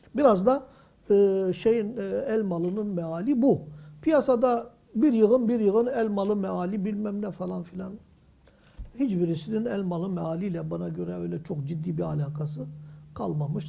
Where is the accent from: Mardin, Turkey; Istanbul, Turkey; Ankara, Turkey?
Mardin, Turkey; 58 yılına kadar ben o caminin kapısında 8 yaşındaydım. Dayımın evi o yol üzerindeydi.